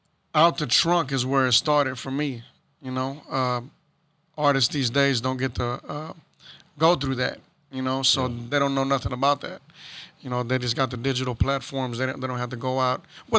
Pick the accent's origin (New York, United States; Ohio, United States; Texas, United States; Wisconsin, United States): Texas, United States; Houston; As a kid, I grew up in Magnolia, South Houston as well.